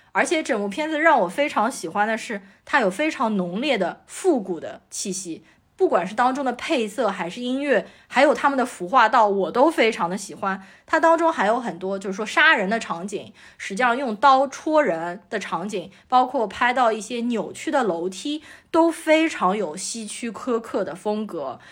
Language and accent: Chinese; Shanghai, China; 我从小就是在市中心静安区长大的